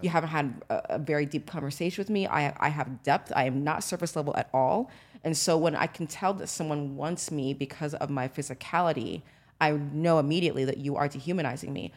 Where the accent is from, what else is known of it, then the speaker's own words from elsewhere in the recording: United States; growing up in America, in corporate America